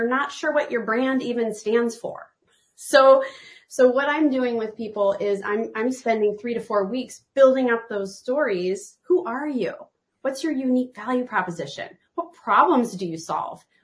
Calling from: Portland, Oregon, United States; I'm tuning in from Portland, Oregon

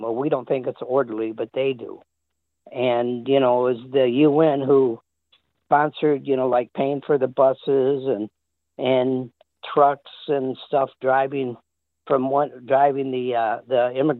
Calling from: North Carolina, United States; I'm from North Carolina.

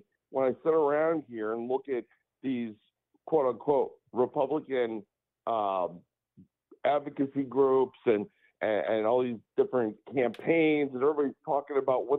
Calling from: Illinois, United States; you people like yourself and myself in Illinois

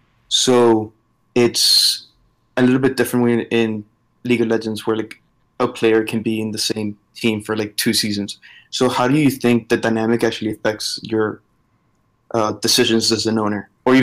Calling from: College Station, Texas, United States; I'm calling from College Station, Texas.

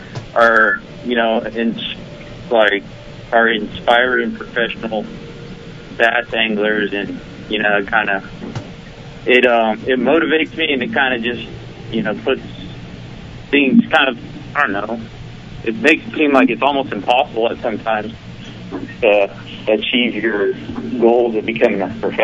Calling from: San Jose, California, United States; … from San Jose, California.

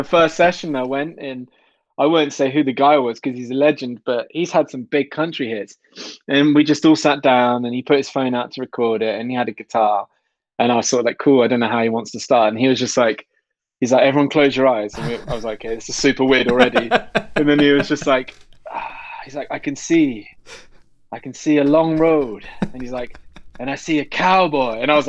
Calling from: South West England, United Kingdom; I'm in Devon in the southwest.

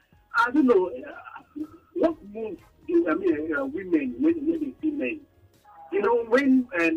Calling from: Lagos, Nigeria; I'm calling from Lagos.

